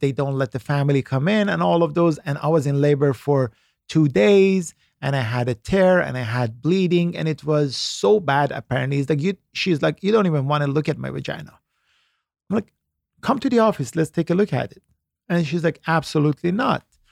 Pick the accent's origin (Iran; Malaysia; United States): Iran; moved away; I was born in Iran